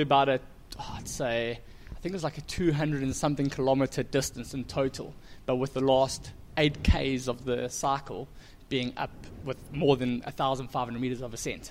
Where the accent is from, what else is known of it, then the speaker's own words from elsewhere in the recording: Durban, KwaZulu-Natal, South Africa; I've grown up in Durban, South Africa